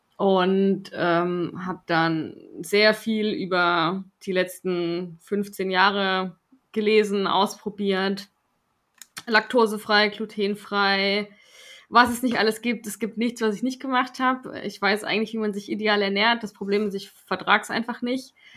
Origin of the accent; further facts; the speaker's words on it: Swabia, Germany; ich bin Schwabe